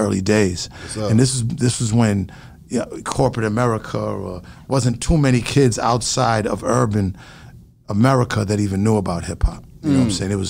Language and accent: English; Boston, Massachusetts, United States; I'm from Roxbury, Dorchester section of Massachusetts